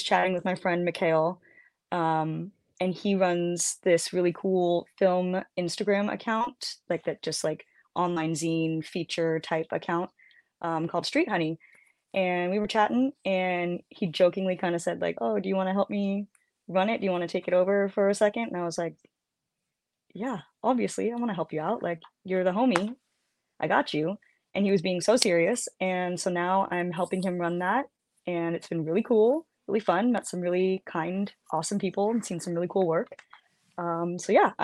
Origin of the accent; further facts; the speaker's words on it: San Jose, California, United States; When I was a kid growing up in San Jose